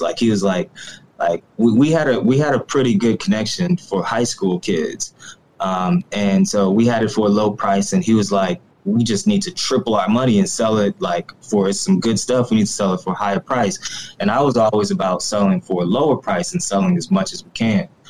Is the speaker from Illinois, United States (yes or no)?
no; Ferguson, Missouri, United States; I'm originally from the Ferguson, Missouri area of uh, North St. Louis